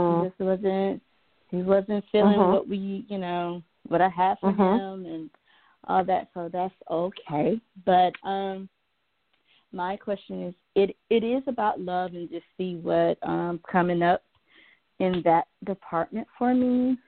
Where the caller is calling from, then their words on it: Georgia, United States; from Georgia.